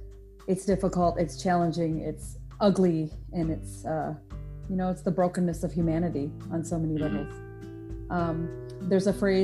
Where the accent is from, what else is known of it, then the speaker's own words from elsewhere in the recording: India; I'm not Black, I'm Indian, East Indian, from India, which some people don't seem to understand that it's not Indiana, and I'm not Native American